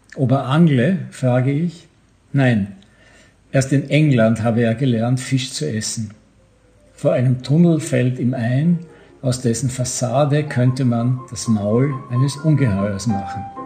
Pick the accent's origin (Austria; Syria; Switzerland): Austria; Bregenz, Vorarlberg; Ich komme ja meistens von Bregenz, wo ich geboren bin